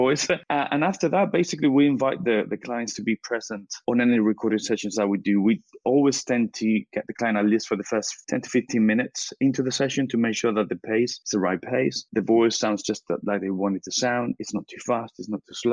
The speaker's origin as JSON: {"language": "English", "country": "Spain", "tie": "born or raised there", "second_language": "English", "moved": "as an adult", "lives_now": "United Kingdom", "said": "I was born and brought up in Spain."}